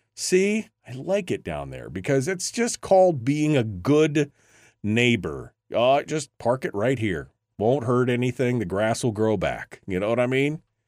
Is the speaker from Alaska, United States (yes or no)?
yes; Alaska, United States; a kid born and raised in Alaska